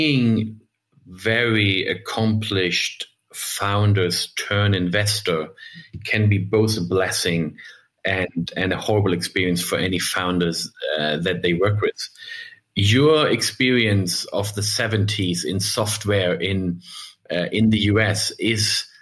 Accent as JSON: {"language": "English", "country": "Germany", "also_born_or_lived": "United States", "said": "I'm German"}